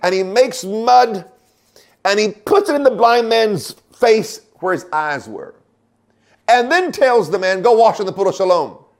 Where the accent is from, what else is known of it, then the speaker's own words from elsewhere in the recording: Oklahoma, United States; I grew up in Oklahoma